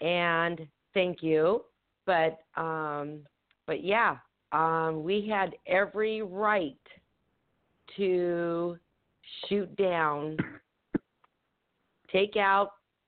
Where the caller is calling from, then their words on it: Temecula, California, United States; I'm calling from Temecula, California.